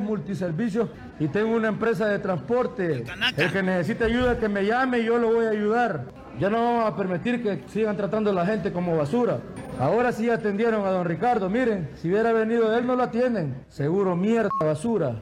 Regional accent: Metapán, Santa Ana, El Salvador; soy de Metapán

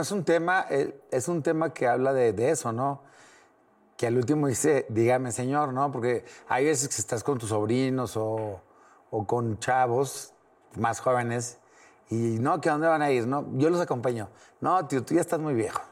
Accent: Torreón, Coahuila, Mexico; now in Mexico City, Mexico; tengo muchos amigos de donde soy, de Torreón

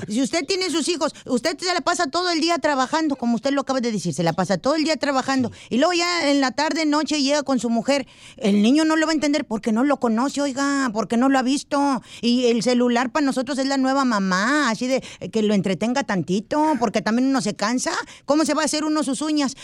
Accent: Mexico; vengo de México

